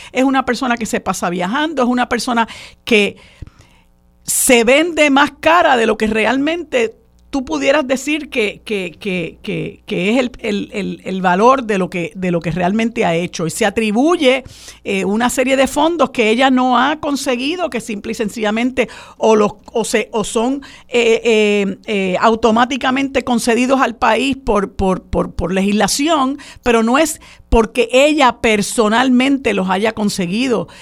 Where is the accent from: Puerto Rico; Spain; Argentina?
Puerto Rico; first language Spanish; aquí yo me atrevería a decir que el 90% de nuestra gente no domina el inglés. Y aquí se habla español en todos los lugares. Es nuestra lengua materna